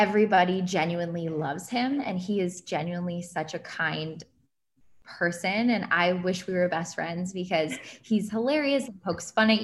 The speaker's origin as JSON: {"language": "English", "region": "Ohio", "country": "United States", "moved": "yes", "lives_now": "New York, United States", "said": "I'm from Ohio."}